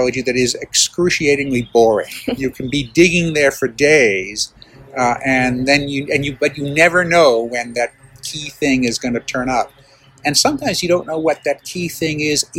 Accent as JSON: {"language": "English", "region": "Tuscany", "country": "Italy", "tie": "born or raised there", "moved": "yes", "said": "I grew up in Italy and in Tuscany"}